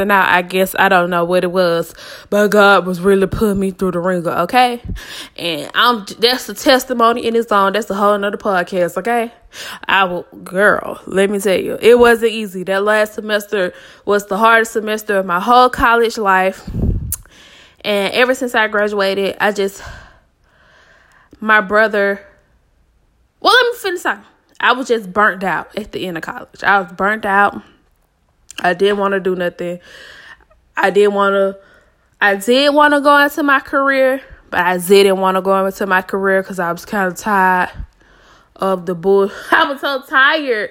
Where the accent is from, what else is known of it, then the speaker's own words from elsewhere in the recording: Atlanta, Georgia, United States; also born or lived in Savannah, Georgia; I was born and raised in Atlanta, Georgia. I reside in Atlanta, Georgia right now as we speak.